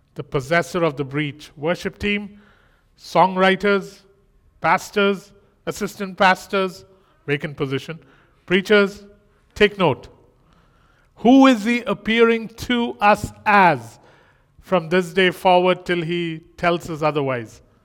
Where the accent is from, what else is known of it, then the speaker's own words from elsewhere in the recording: India; moved away; I'm Indian